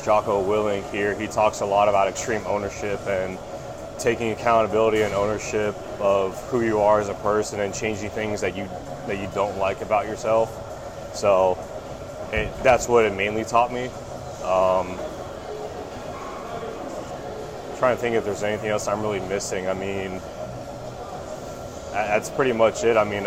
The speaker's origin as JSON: {"language": "English", "town": "Tampa", "region": "Florida", "country": "United States", "tie": "born or raised there", "said": "born and raised in Tampa, Florida. Went to high school down here"}